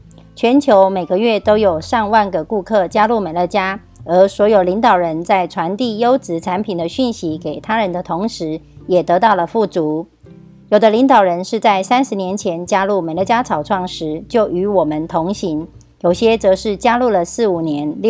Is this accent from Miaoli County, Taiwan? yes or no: yes; Miaoli County, Taiwan